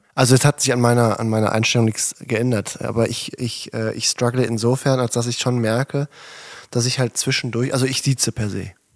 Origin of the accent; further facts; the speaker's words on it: a farm in a village near Herten, North Rhine-Westphalia, Germany; regelmäßig mit bei der Berufsfeuerwehr in Herten gewesen und alles halt mitgelernt.